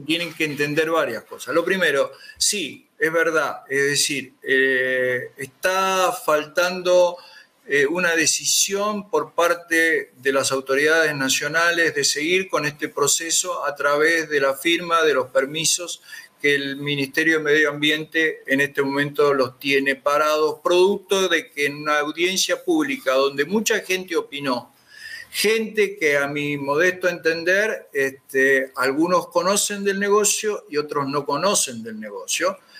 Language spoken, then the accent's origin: Spanish; Comodoro Rivadavia, Chubut, Argentina; los que somos de Comodoro